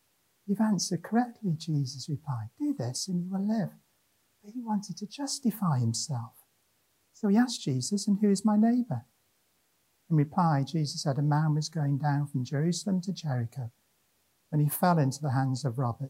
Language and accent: English; Wrexham, Wales, United Kingdom; moved away; also born or lived in Llanelli / Cardiff / Monmouth; I was born in Wrexham in North Wales